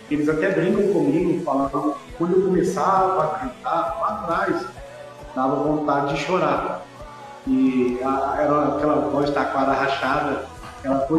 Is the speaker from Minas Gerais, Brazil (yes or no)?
yes; Sete Lagoas, Minas Gerais, Brazil; eu vim da Igreja Católica, é, eu era coroinha da Igreja Católica no bairro onde eu fui criado, aqui em 7, é, em 7 Lagoas.